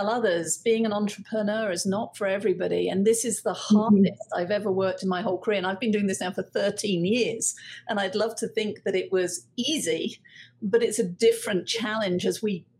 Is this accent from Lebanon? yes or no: no; United Kingdom; being British